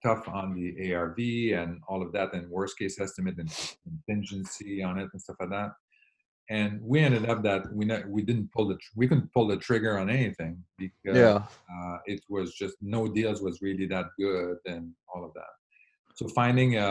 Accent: Quebec, Canada; now in California, United States; I grew up in Quebec

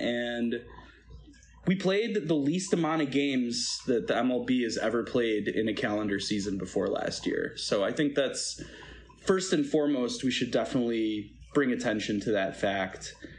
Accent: Chicago, Illinois, United States; I grew up in the Lakeview area and spent many a night games in the bleachers out at Wrigley Field

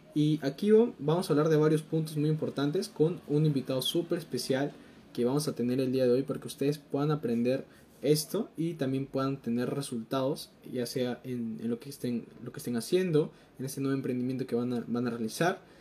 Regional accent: Peru; tengo 19 años, soy de Perú

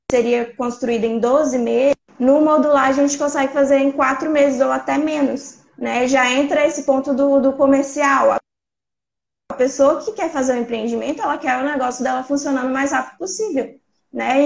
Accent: São Mateus, Espírito Santo, Brazil; eu sou do Espírito Santo, da cidade de São Mateus

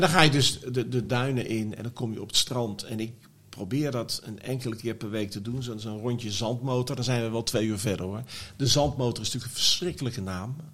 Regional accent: The Hague, South Holland, Netherlands; ik ben geboren in de Oranje Kliniek in Scheveningen

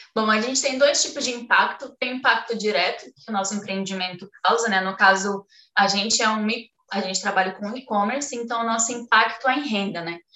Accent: Acre, Brazil; eu nasci no Acre

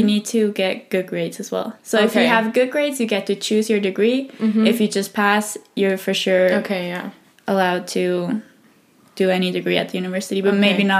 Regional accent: Switzerland; first language English; moved away as an adult; now in Spain; I'm also, as she says, studying journalism here in Spain. I'm from Switzerland originally

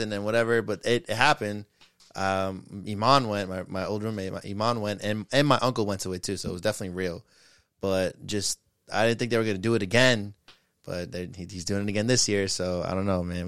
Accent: New York, United States; a couple of, of New York niggas

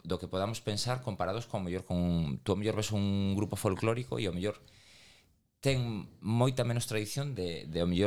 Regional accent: Galicia, Spain; accent: Galician; y falamos castelá en, en Madrid, saben que somos galegos

